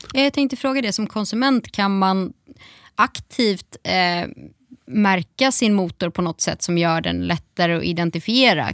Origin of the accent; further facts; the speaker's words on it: Gothenburg, Västra Götaland, Sweden; som göteborgare